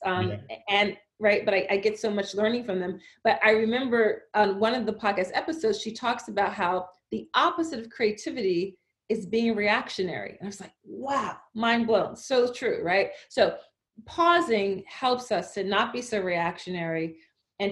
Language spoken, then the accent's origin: English; Philadelphia, Pennsylvania, United States; I grew up in Philadelphia, Philly public library system